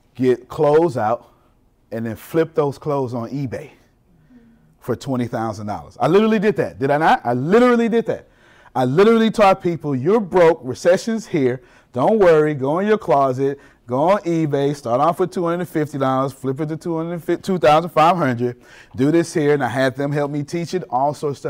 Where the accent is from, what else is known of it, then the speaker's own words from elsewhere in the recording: Galveston, Texas, United States; I'm from Galveston, Texas